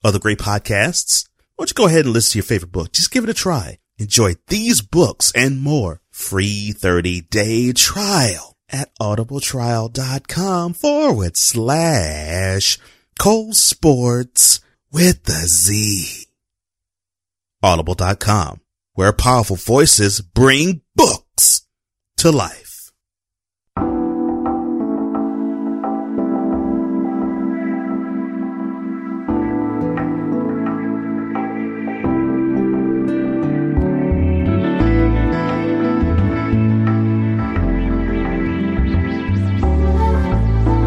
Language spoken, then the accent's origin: English; Houston, Texas, United States; I'm from Houston